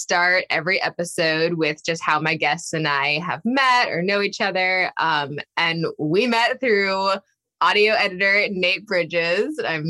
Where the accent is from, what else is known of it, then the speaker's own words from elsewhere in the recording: Boston, Massachusetts, United States; So I'm actually from Boston.